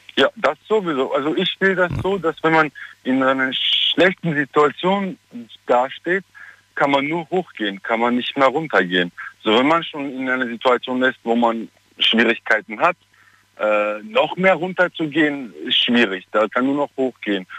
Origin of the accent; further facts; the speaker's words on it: Germany; moved away as an adult; also born or lived in Armenia / Southern France; ich bin auch in Deutschland aufgewachsen